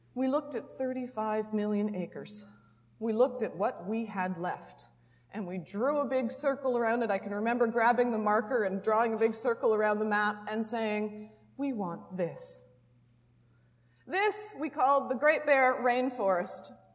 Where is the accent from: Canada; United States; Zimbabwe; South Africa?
Canada; as a Canadian